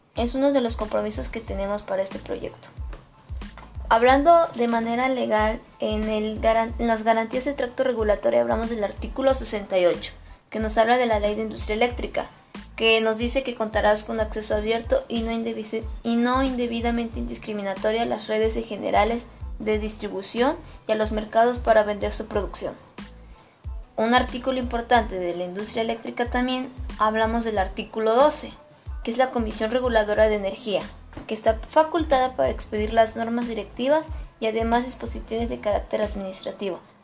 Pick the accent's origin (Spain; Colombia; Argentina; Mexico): Mexico; a nosotros como mexicanos